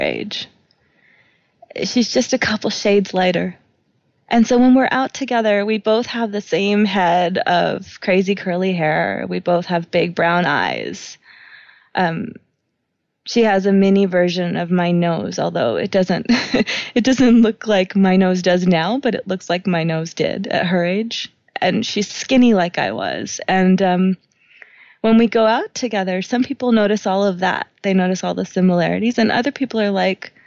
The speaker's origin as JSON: {"language": "English", "region": "New York", "country": "United States", "tie": "born or raised there", "said": "I grew up in New York"}